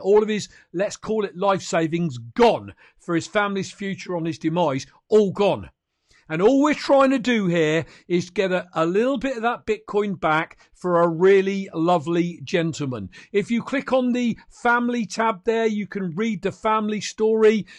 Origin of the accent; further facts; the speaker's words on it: United Kingdom; I'm a Brit